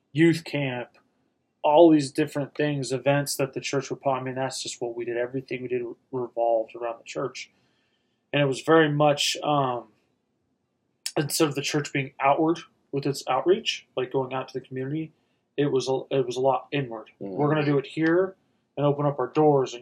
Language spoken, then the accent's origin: English; Reno, Nevada, United States; also born or lived in Los Angeles; born in L.A., but I'm from Reno. Lived here forever